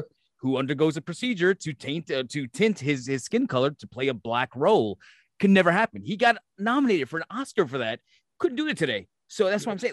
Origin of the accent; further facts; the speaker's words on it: New York City, New York, United States; I grew up in Brooklyn, New York